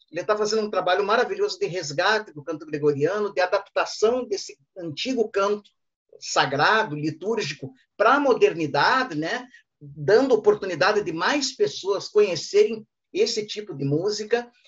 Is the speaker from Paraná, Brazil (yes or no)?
yes; Ponta Grossa, Paraná, Brazil; minha cidade natal, Ponta Grossa.